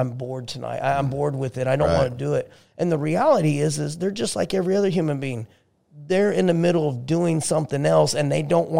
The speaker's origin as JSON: {"language": "English", "town": "Lawrence", "region": "Kansas", "country": "United States", "tie": "born or raised there", "said": "So Lawrence, Kansas, small community, home of the KU Jayhawks."}